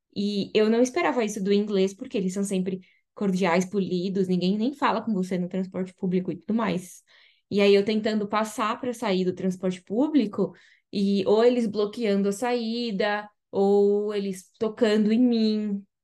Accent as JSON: {"language": "Portuguese", "country": "Brazil", "also_born_or_lived": "France / Mexico", "moved": "as an adult", "lives_now": "Manchester, United Kingdom", "said": "assim como nós brasileiros"}